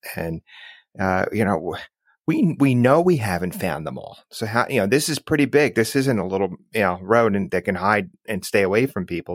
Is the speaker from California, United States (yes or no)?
no; New Jersey, United States; I'm from New Jersey